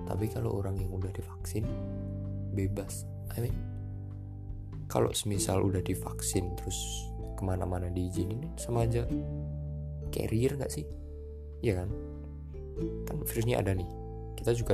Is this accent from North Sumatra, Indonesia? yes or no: no; Surakarta, Central Java, Indonesia; ya walaupun ini udah PPKM level 3 ya aku orang Solo.